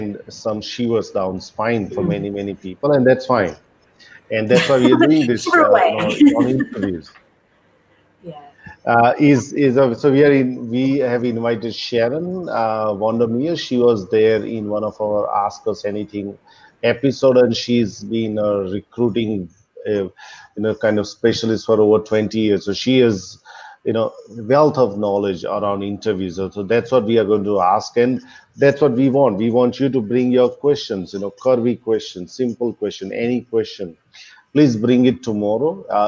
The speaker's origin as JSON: {"language": "English", "country": "India", "said": "I'm Indian and I'm in my home state, which is known for entrepreneurs"}